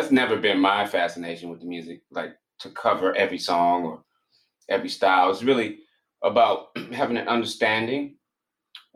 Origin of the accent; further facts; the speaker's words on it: Washington, District of Columbia, United States; moved away as an adult; also born or lived in New York / Providence, Rhode Island; now in Baltimore, United States; D.C. was all the formative years was in D.C.